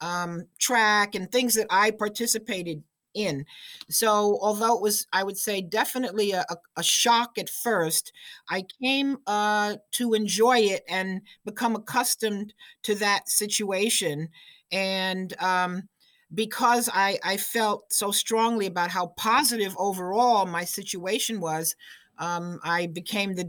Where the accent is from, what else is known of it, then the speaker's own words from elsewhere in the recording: Orange, New Jersey, United States; now in Iowa, United States; I grew up mainly in Orange